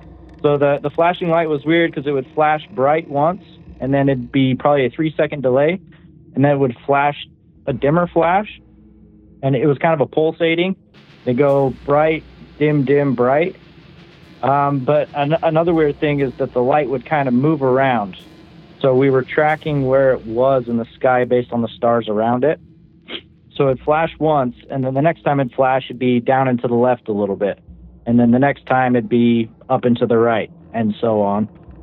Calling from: Clearfield, Utah, United States; I'm calling from Clearfield, Utah.

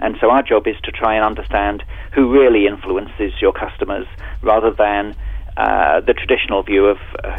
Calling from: London, United Kingdom; I'm actually talking from London, where it's early evening now, so it's a pretty international business we're in at the moment.

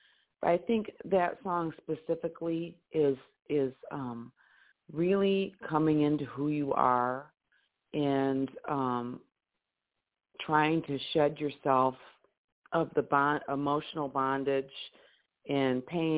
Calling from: Detroit, Michigan, United States; So I'm calling from Detroit.

